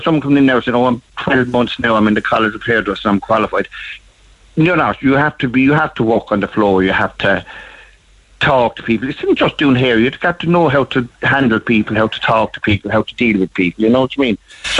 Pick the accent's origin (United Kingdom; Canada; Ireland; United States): Ireland; Tipperary, Munster; moved away; also born or lived in Dublin; I was brought up in Ballinale, it's a little village in Tipperary